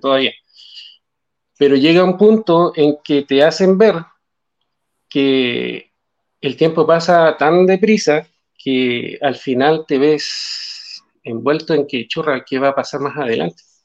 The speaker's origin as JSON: {"language": "Spanish", "town": "Calama", "region": "Antofagasta", "country": "Chile", "said": "nosotros somos de Calama, de la zona norte del país"}